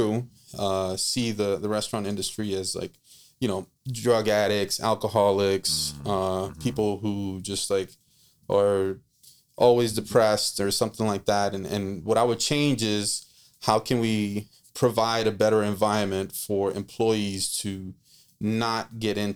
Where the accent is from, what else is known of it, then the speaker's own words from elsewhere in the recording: Costa Rica; now in New Orleans, United States; I grew up in Costa Rica